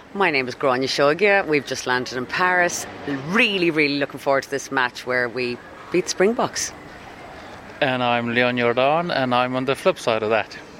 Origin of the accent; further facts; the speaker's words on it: Dublin, Leinster, Ireland; I'm from Dublin